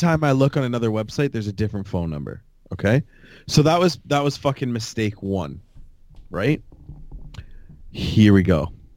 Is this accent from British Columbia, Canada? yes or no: no; Fort Erie, Ontario, Canada; growing up in Fort Erie